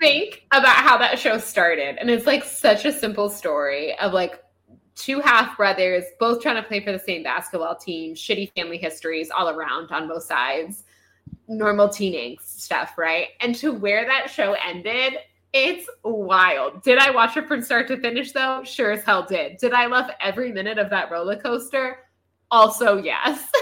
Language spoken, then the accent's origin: English; Florida, United States; growing up in Florida